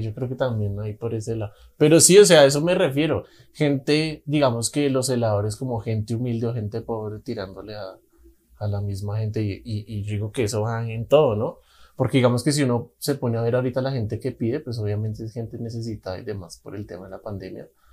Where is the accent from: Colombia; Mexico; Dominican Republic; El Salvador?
Colombia; Bogotá; yo soy de Bogotá